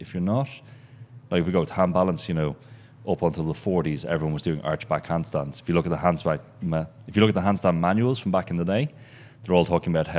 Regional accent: Berlin, Germany; So at the moment, we're based in Berlin. That's my hometown.

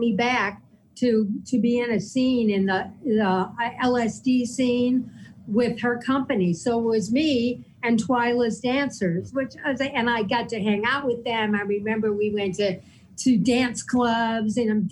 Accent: New York, United States; I'm a New Yorker.

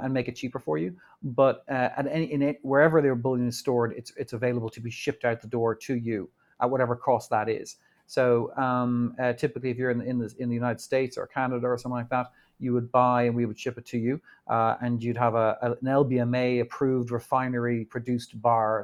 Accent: Ireland; also born or lived in New York; now in Dublin, Ireland; We grew up in Ireland

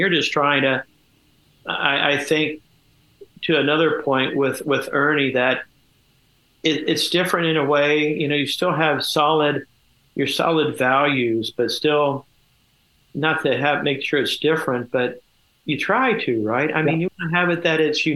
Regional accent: Kettering, Ohio, United States; I grew up in Kettering, Ohio, and I started, I guess, my career at NCR Country Club.

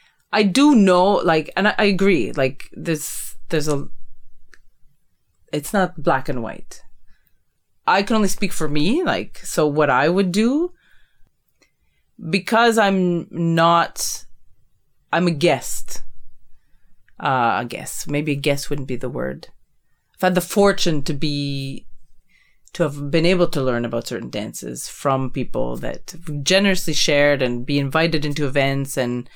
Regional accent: Canada; Okay, me as a Canadian, like, I'm a Canadian, like, North America

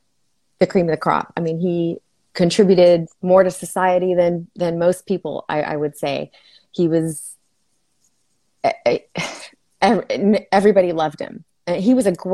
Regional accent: El Paso, Texas, United States; moved away as an adult; now in Fort Worth, United States; I am originally from El Paso, Texas, where I practiced nursing

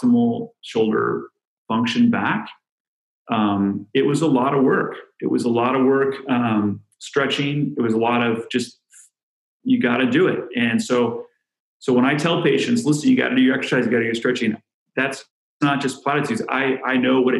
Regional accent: San Diego, California, United States; now in Chicago, United States; I'm from San Diego, California. I grew up doing playing water polo and surfing

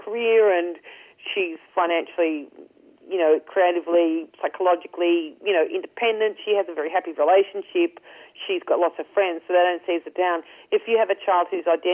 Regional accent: Ireland; I'm Irish

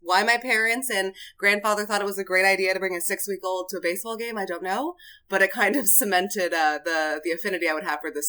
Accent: right outside of San Francisco, California, United States; moved away as an adult; now in St. Louis, United States; I grew up right outside of San Francisco

